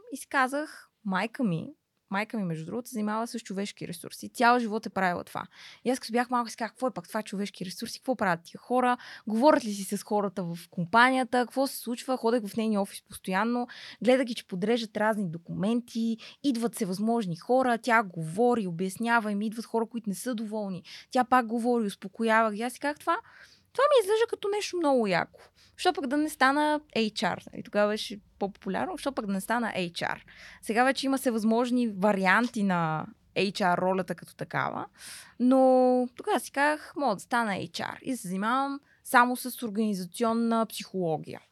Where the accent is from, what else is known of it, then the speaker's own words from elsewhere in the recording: Pernik, Pernik Province, Bulgaria; also born or lived in Radomir; родом съм от Перник, по принцип съм родена в едно по-малко градче до Перник, което се казва Радомир